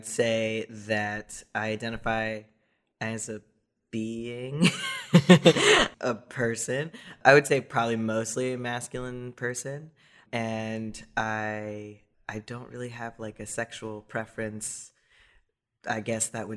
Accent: Miami, Florida, United States; now in Los Angeles, United States; I grew up mostly in Miami

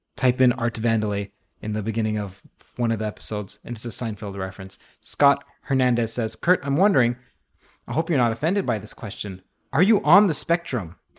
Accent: Toronto, Ontario, Canada; also born or lived in Trinidad; Indeed, I am from Toronto. I was born in Trinidad.

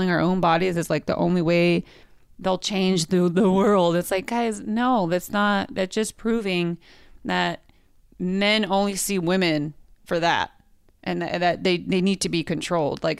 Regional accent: Modesto, California, United States; now in Los Angeles, United States; my hometown of Modesto.

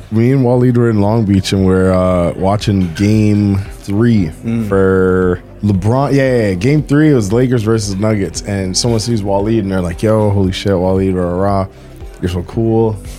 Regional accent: Toronto, Ontario, Canada; when we say we're from Toronto

